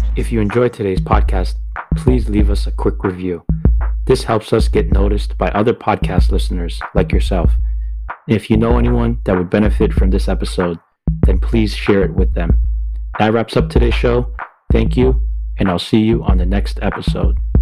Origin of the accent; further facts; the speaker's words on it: Boston, Massachusetts, United States; born and raised in Boston, Massachusetts